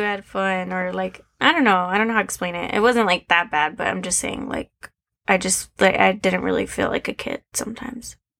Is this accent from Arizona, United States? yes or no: yes; Arizona, United States; I was born and raised in Arizona